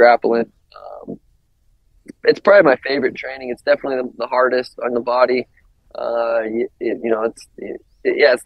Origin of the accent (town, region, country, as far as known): Montana, United States; born or raised there